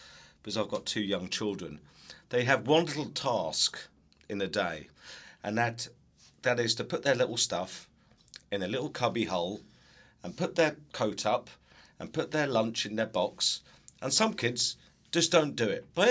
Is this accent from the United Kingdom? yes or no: yes; England, United Kingdom; moved away; I was from England, I've come here, I've worked in education